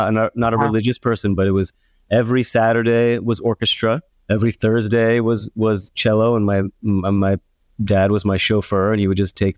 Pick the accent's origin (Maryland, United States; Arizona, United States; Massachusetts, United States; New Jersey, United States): Maryland, United States; Baltimore; now in New York, United States; Born and raised